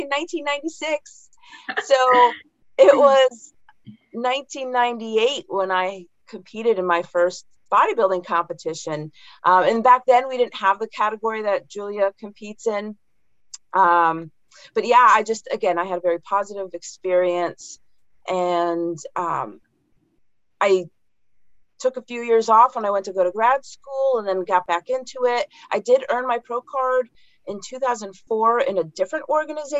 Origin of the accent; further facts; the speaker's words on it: Connecticut, United States; I grew up in Connecticut